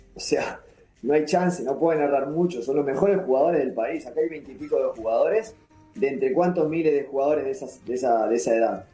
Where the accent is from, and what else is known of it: Uruguay; also born or lived in Italy